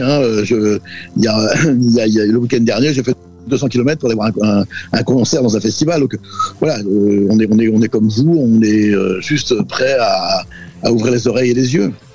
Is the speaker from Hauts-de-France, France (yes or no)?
no; Brittany, France; first language Breton; French is a second language; ma langue maternelle, c'est le breton